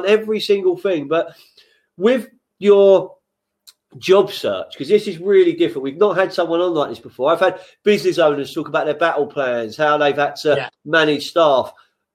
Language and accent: English; London, United Kingdom; moved away as an adult; now in Sussex, United Kingdom; I'm from West London